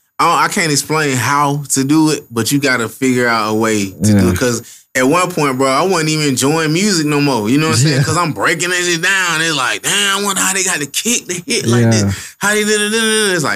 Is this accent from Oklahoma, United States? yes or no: no; Bessemer, Alabama, United States; It's like, bro, I'm from Bessemer, bro. A little nigga from the hill, bro. Red, dirt ass.